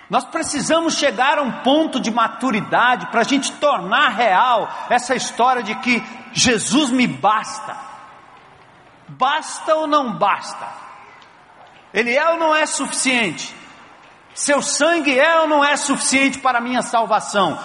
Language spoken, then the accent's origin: Portuguese; Cantareira, São Paulo, Brazil; principalmente a Cantareira, que foi exatamente a região onde eu nasci e me criei